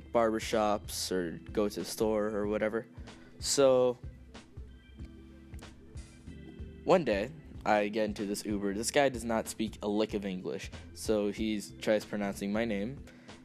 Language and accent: English; United States; I am Latino. I was born here in America